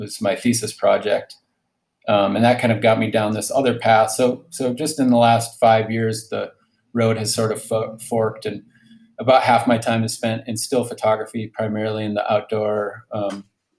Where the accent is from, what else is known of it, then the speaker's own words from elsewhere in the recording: Cambridge, Minnesota, United States; moved away as an adult; I grew up in Cambridge, Minnesota